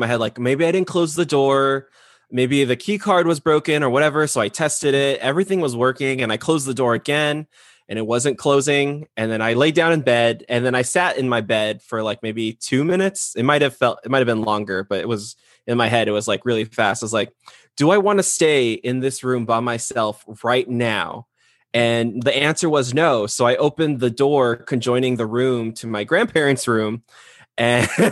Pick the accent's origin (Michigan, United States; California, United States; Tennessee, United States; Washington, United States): California, United States; growing up in California